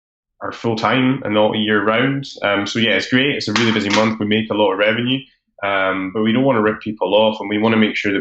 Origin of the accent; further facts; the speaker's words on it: Edinburgh, Scotland, United Kingdom; I'm from Edinburgh. I've lived here most of my life.